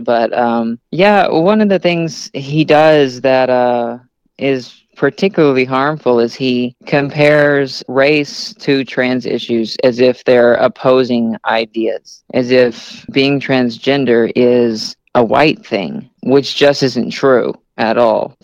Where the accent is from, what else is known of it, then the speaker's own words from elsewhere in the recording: Arkansas, United States; now in Kansas City, United States; I'm from Arkansas and there's nothing there, absolutely nothing